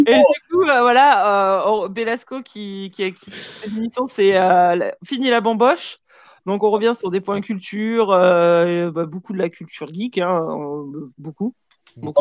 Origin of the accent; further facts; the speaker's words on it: Vaucluse, Provence-Alpes-Côte d'Azur, France; moved away as an adult; also born or lived in Marseille; now in Lyon, France; J'ai grandi dans le Vaucluse